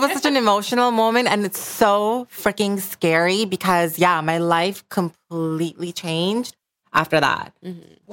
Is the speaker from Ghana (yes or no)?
no; Bangladesh; moved away; I grew up in Bangladesh